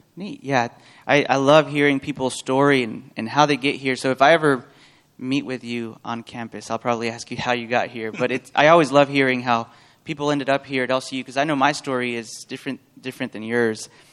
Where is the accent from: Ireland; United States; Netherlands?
United States; Portales, New Mexico; I'm also from Portales, New Mexico